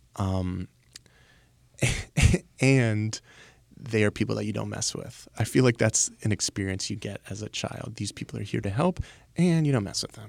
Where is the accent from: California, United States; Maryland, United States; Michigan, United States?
Maryland, United States; Baltimore; I'm from Baltimore